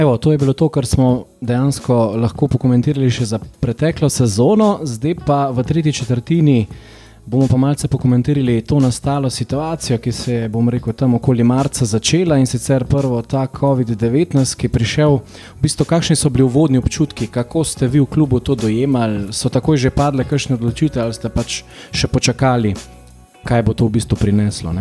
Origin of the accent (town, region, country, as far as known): Slovenia